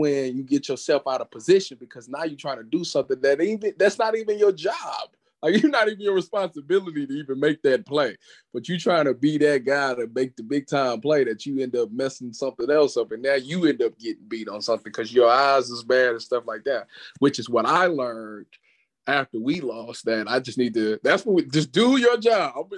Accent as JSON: {"language": "English", "town": "Cleveland", "region": "Ohio", "country": "United States", "said": "I was from Cleveland"}